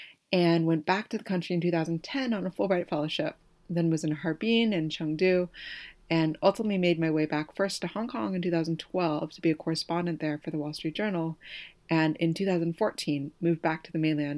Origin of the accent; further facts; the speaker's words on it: Oakland, California, United States; I grew up in Oakland, California.